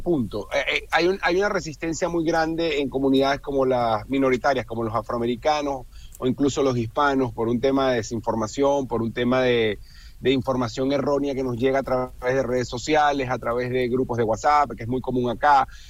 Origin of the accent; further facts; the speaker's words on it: Venezuela; yo que soy venezolano